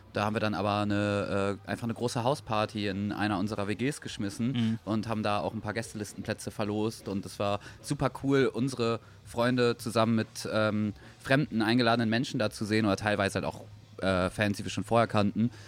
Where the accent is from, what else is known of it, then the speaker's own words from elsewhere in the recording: Oldenburg, Lower Saxony, Germany; wir kommen ja aus Oldenburg